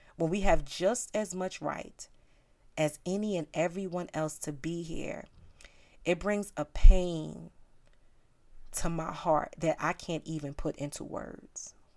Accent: New York City, New York, United States; I am from South Bronx, New York, and I grew up in what I believe is a melting pot

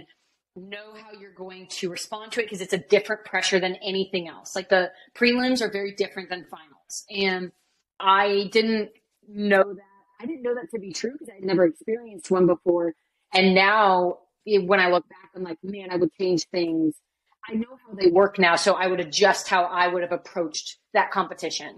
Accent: Nebraska, United States; I'm back in Lincoln, Nebraska, which is my home state

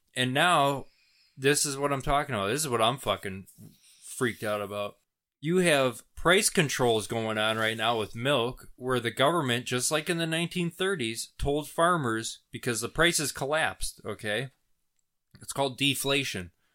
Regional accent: United States; as an American

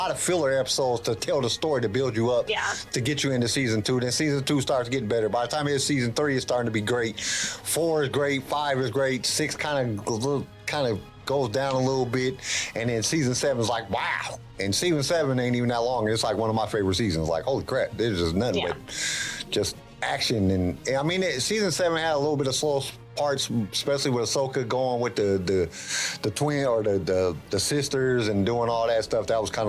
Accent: Fresno, California, United States; I'm from California, so I was born in Fresno, California.

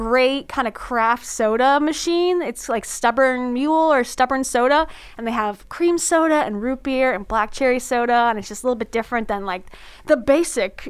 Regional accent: South Florida, United States; now in Orlando, United States; I'm a beach girl. I'm from South Florida, so beach.

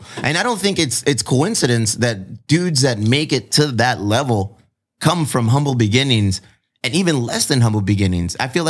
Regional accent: Connecticut, United States; I grew up in Connecticut and I went to fucking Bristol

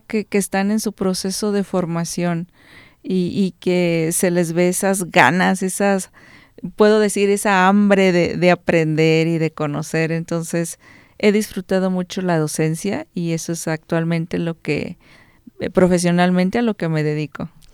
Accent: Cortázar, Guanajuato, Mexico; Soy originaria de Cortázar.

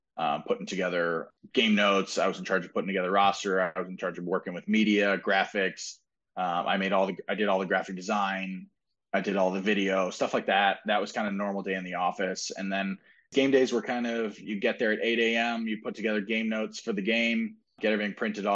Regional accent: Indianapolis, Indiana, United States; I was like, "I grew up here in Indy," and I was like, "and I've been playing hockey here in Indy for about 20 years.

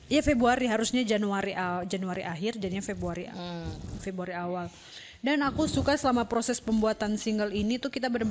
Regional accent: Manado, North Sulawesi, Indonesia; ada teman saya orang Manado juga Om Rudi Lohok

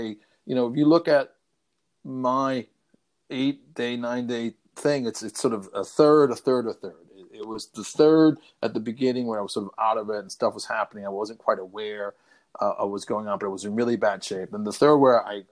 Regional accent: New York City, New York, United States; I'm a guy from the South Bronx

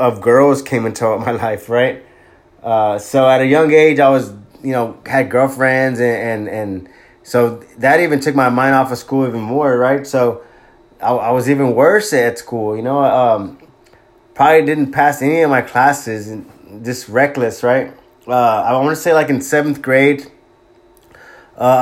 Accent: Corpus Christi, Texas, United States; also born or lived in Bay City, Texas; at a young age we relocated to Corpus Christi, Texas

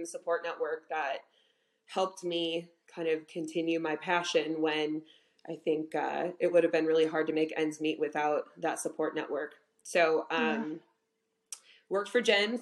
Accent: Homer Glen, Illinois, United States; I grew up in Homer Glen, Illinois

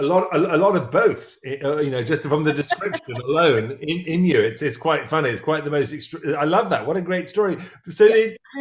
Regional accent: England, United Kingdom; growing up in England, there were no Mexican restaurants.

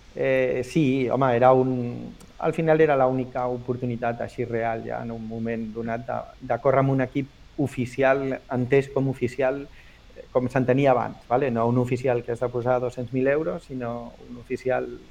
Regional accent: Barcelona, Catalonia, Spain; also born or lived in L'Hospitalet de Llobregat; now in Cornellà de Llobregat, Spain; vaig néixer a Barcelona, però sí? els tres mesos els meus pares em van a viure a Belvitge, a Hospitalet, i vaig viure uns anys a Hospitalet i després a Barcelona i ara visc a Cornellà

